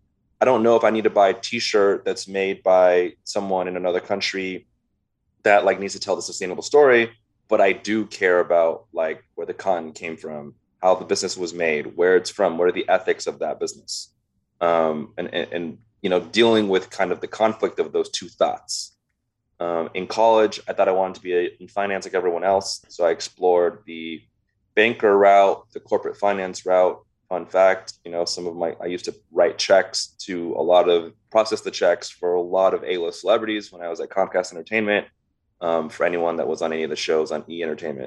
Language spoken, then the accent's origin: English; Los Angeles, California, United States; I was born and raised in the Valley here in LA. My family immigrated here from Vietnam.